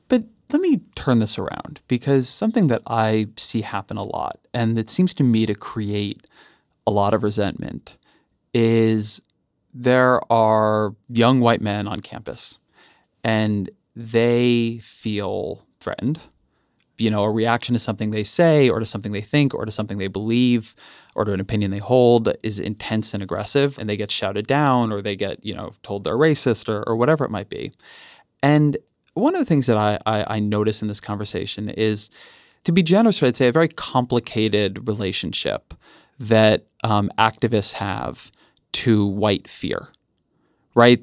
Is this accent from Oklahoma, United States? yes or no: no; California, United States; I'm a Californian